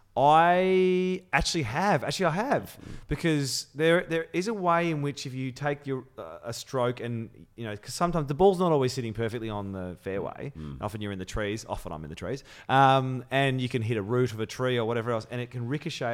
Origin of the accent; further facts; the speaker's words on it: Melbourne, Victoria, Australia; also born or lived in London; I'm fiercely loyal Melbourne. Mm. Um, and having I was born in London. I came here when I was six